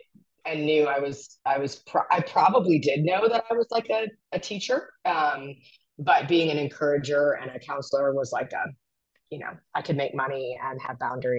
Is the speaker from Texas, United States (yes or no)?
no; California, United States; I'm a West Coast soul. I grew up in California I was a military brat, but this Southern evangelical culture is very foreign to me, but I live here.